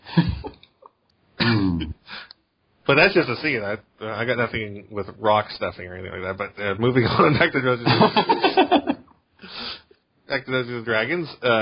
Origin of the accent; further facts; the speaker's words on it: South Korea; moved away; I grew up in Korea